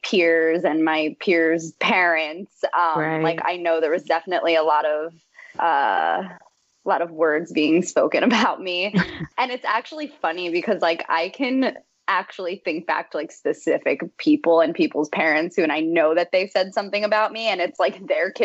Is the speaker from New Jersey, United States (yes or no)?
yes; Kenilworth, New Jersey, United States; I'm still in Jersey. My whole life in Kenilworth